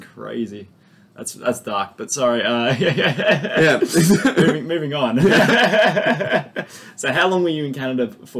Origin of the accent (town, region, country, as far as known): Bass Strait coast, Victoria, Australia; born or raised there; moved away